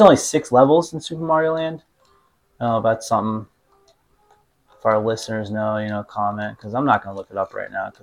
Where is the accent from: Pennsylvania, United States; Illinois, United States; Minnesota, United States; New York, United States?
Pennsylvania, United States; Pittsburgh; accent: Pittsburgh; my Pittsburgh accent